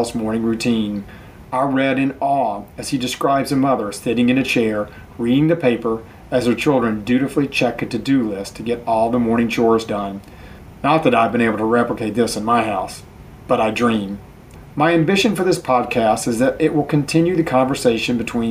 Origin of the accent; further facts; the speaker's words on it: North Carolina, United States; moved away as an adult; also born or lived in Washington, D.C.; I returned to my home state of North Carolina